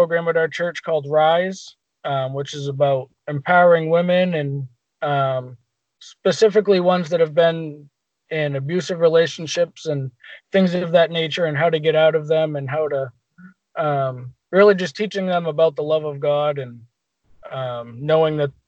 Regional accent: Portsmouth, New Hampshire, United States; I was born and raised in Portsmouth. I've lived around the Portsmouth area my whole life

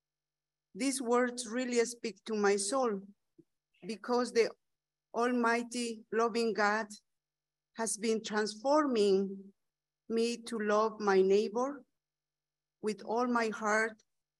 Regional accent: Bolivia; English is a second language; I am from Bolivia.

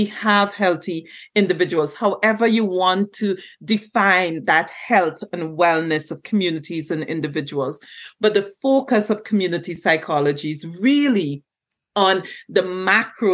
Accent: Trinidad & Tobago; moved away as an adult; also born or lived in Jamaica; now in Canada; I was born and raised in Trinidad and Tobago

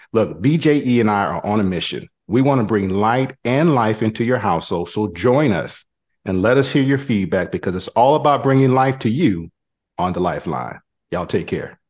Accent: Killeen, Texas, United States; I'm from Killeen

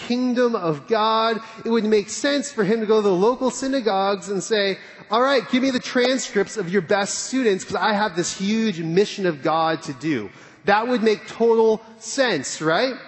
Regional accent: California, United States; now in Dallas, United States; I'm from California

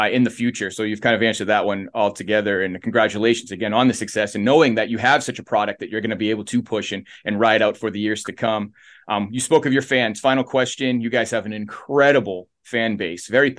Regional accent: New England, United States; moved away; also born or lived in the South; I'm from New England originally

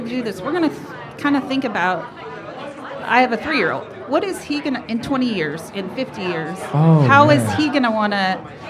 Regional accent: Bertrand, Nebraska, United States; also born or lived in Austin, Texas; Well, I grew up in a small town, Bertrand, Nebraska.

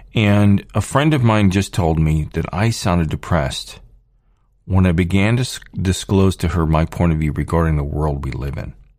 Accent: United States; I'm born here, here in, here in the United States

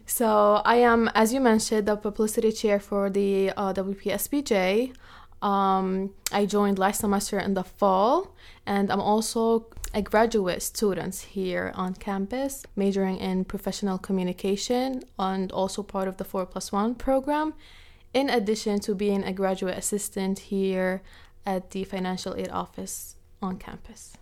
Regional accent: Jordan; moved away; also born or lived in Palestine; they immigrated to Jordan, where I was born and raised

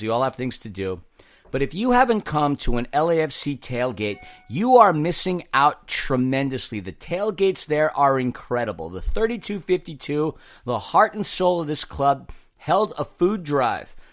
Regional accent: New York, United States; being a New Yorker

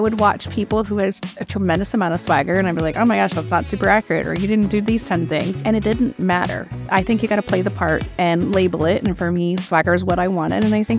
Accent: Austin, Texas, United States; also born or lived in Vancouver, California, United States; Well, I grew up in Austin. So I grew up in Austin. I was actually born in Vancouver, and we moved here in 1979

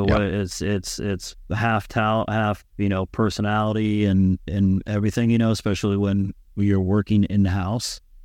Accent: San Diego, California, United States; moved away as an adult; I grew up in San Diego, California, um, you know, surfing, skating

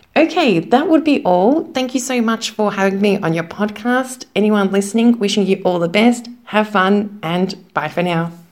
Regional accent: Melbourne, Victoria, Australia; moved away as an adult; now in Zagreb, Croatia; Now, I am from Australia, from Melbourne, but currently I am living in Zagreb, Croatia. I've been living here for about 10 years

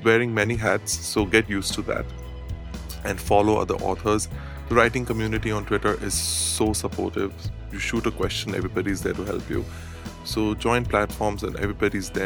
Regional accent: Dubai, United Arab Emirates; I was brought up in Dubai with the multicultural society

